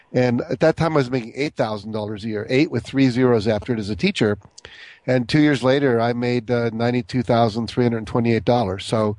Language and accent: English; Texas, United States; born there; Well, I was born in Texas to a father who was in the Air Force.